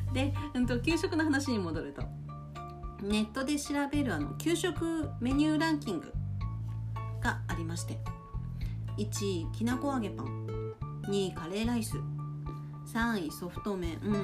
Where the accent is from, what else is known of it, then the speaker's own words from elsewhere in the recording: Kushiro, Hokkaido, Japan; 釧路空港っていう言葉が出てきたので私の地元で